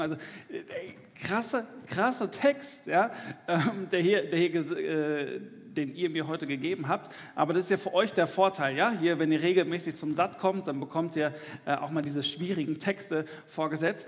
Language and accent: German; Dortmund, North Rhine-Westphalia, Germany; im Ruhrgebiet, wo ich herkomme, ich komme aus Dortmund